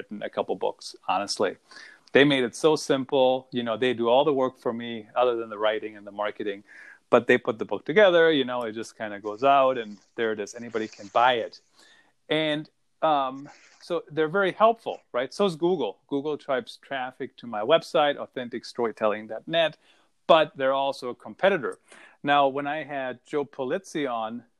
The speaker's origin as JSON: {"language": "English", "country": "Germany", "tie": "born or raised there", "moved": "yes", "said": "I grew up in Germany"}